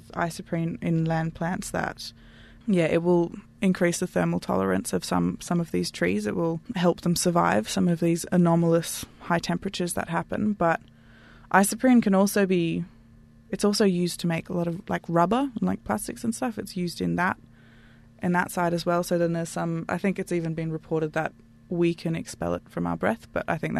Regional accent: Canberra, Australian Capital Territory, Australia; moved away; I'm from Canberra originally

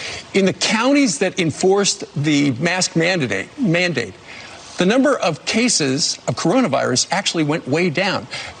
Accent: Kansas, United States; my home state of Kansas.

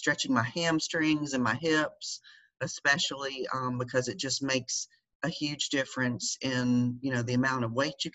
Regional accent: Georgia, United States; moved away as an adult; also born or lived in North Carolina; we had just moved from North Carolina back to my home state in Georgia.

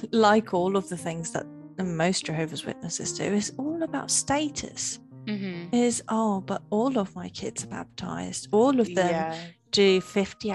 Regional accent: Portugal; moved away as an adult; now in United Kingdom; when I moved from Portugal, where I was originally born, to the UK

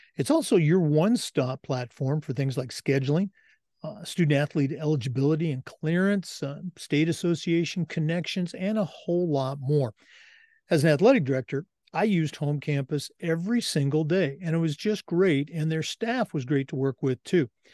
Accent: West Coast, United States; moved away as an adult; now in Florida, United States; born and raised on the West Coast and has lived in Florida now for twenty years

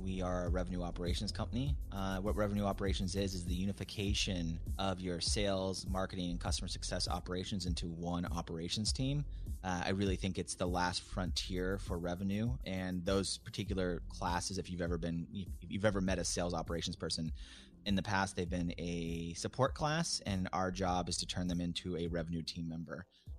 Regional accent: Tacoma, Washington, United States; I grew up in the Seattle area, right outside of Seattle in this place called Tacoma, which is very blue collar.

